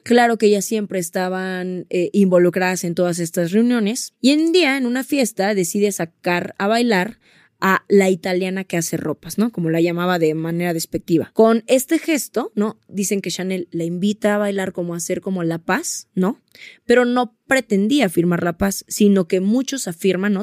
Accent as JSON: {"language": "Spanish", "country": "Mexico", "said": "nos pasa mucho como mexicanos"}